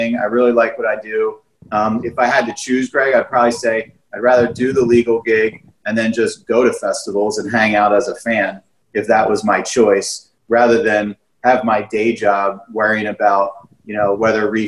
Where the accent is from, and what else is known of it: Philadelphia area, Pennsylvania, United States; born or raised there